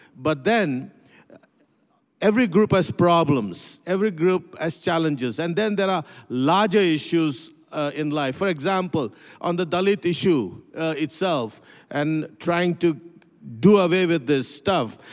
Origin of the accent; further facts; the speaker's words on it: Pune, Maharashtra, India; also born or lived in North India; I grew up in India. I was, uh, uh, born in, uh, uh, in a city called Pune, very close to what used to be known as Bombay, Mumbai.